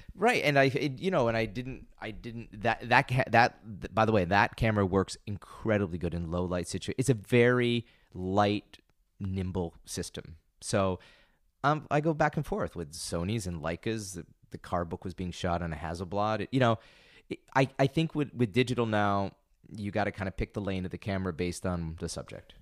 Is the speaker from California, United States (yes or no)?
no; Binghamton, New York, United States; I grew up in upstate New York. I grew up in Binghamton.